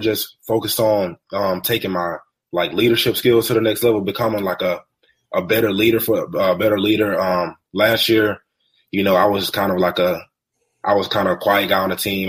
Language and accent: English; Alabama, United States; I live in Alabama